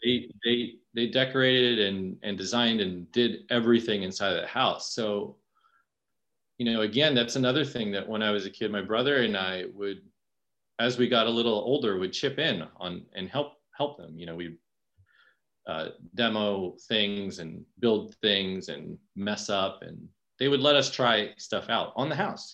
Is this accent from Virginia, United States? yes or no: yes; Falls Church, Virginia, United States; moved away as an adult; also born or lived in New York City / Philippines (parents); now in Delaware County, Pennsylvania, United States; I'm from Falls Church, Virginia. It's like mm-hmm. pretty close to DC